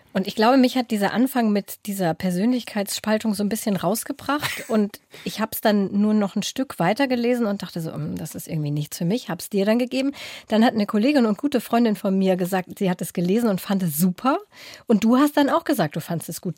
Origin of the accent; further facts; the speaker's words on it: Braunschweig, Lower Saxony, Germany; aus meiner Heimatstadt Braunschweig